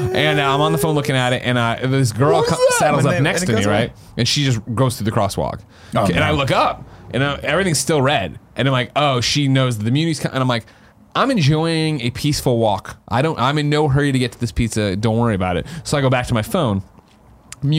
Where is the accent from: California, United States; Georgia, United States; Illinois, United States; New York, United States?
Illinois, United States; Chicago; now in San Francisco, United States; I'm from Chicago.